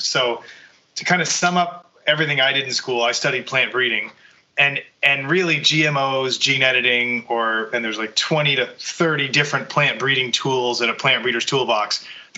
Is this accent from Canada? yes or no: yes; Bedeque, Prince Edward Island, Canada; now in Ottawa, Canada; I'm originally from Prince Edward Island, grew up on a potato farm there